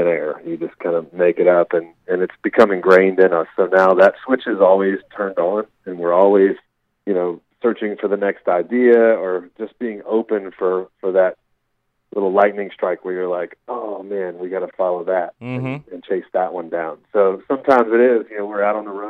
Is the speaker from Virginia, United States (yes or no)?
yes; Virginia, United States; I grew up in Virginia